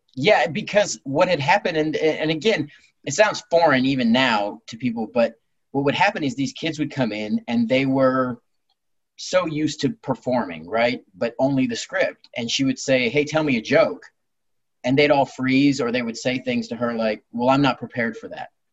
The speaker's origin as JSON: {"language": "English", "town": "Long Beach", "region": "California", "country": "United States", "tie": "born or raised there", "said": "I was born in Long Beach, California, and I've lived here most of my life"}